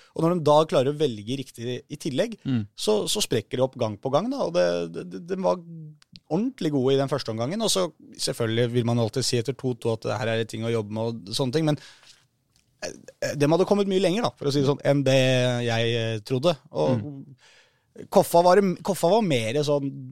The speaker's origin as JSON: {"language": "Norwegian", "region": "Oslo", "country": "Norway", "said": "som nordmenn og som eh, folk fra Oslo"}